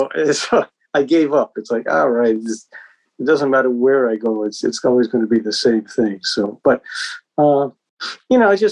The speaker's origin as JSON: {"language": "English", "town": "Boston", "region": "Massachusetts", "country": "United States", "tie": "born or raised there", "said": "I was born in Boston. That's why, you know, my house was like 30 minutes from Berkeley."}